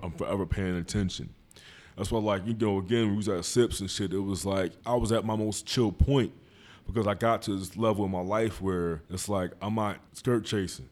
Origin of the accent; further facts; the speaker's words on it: Philadelphia, Pennsylvania, United States; I've been in West Philly all my